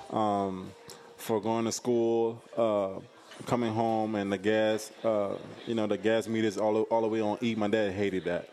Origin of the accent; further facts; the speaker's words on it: the South, United States; I'm from the South. I'm from, uh, where, where there's a lot of hospitality